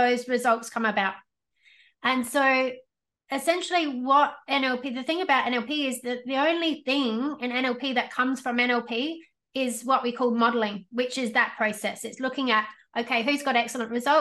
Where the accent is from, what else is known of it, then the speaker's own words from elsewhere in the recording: Australia; I was born in Australia, but all my cousins and stuff were born in the UK